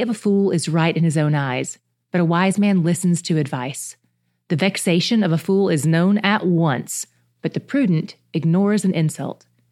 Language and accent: English; the South, United States; I grew up in the South